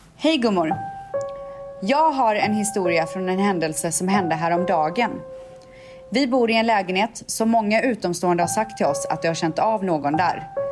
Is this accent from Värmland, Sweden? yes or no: no; Borås, Västra Götaland, Sweden; jag var fjortis i Borås